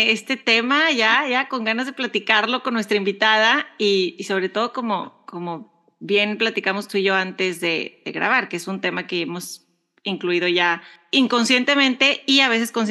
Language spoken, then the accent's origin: Spanish; Mexico; now in United States; Somos dos mexicanas curiosas, emprendedoras y mamás viviendo en Estados Unidos, navegando entre dos culturas, dos idiomas